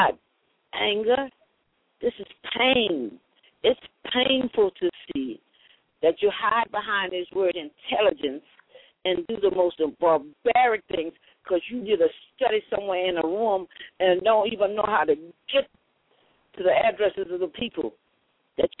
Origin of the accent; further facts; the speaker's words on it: New Orleans, Louisiana, United States; I'm an elder from New Orleans.